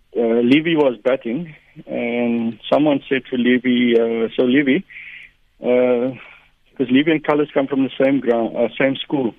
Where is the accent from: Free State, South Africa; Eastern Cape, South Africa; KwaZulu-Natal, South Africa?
Eastern Cape, South Africa; Port Elizabeth; we grew up in Port Elizabeth.